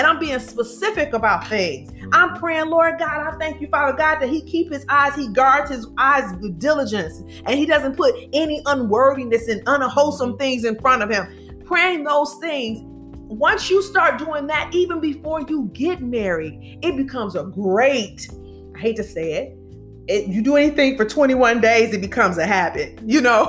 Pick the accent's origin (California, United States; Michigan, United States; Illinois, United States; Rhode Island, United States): Michigan, United States; Detroit; now in Birmingham, United States; we're originally from Detroit and we reside in Birmingham